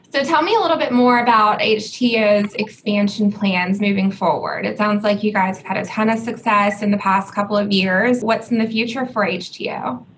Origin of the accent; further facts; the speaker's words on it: Atlanta, Augusta, Georgia, United States; I'm from Atlanta and have lived in Georgia my whole life